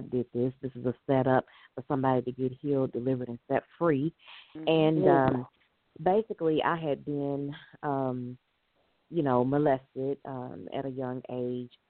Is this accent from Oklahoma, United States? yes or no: no; Louisville, Kentucky, United States; I was born and raised in Louisville, Kentucky